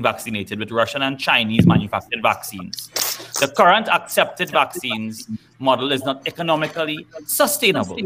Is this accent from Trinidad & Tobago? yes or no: yes; Trinidad & Tobago; as a Trinidadian